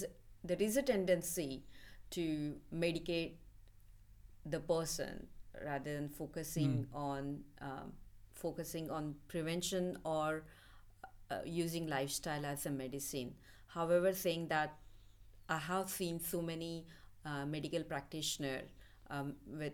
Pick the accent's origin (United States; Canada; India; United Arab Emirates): India; Mumbai, Maharashtra; moved away as an adult; I'm from middle class family in India, living in suburb of Mumbai